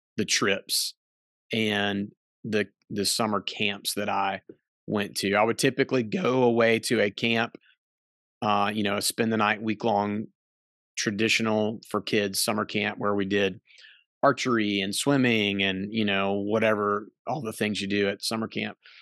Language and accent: English; North Carolina, United States; we're from North Carolina